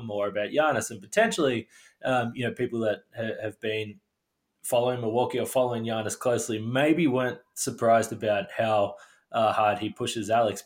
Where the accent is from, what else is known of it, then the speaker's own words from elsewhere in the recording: Australia; being Australian